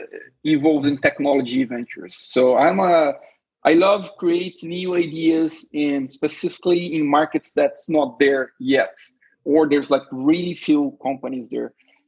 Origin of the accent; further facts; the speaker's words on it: São Paulo, Brazil; moved away as an adult; now in San Diego, United States; I'm from Brazil, São Paulo.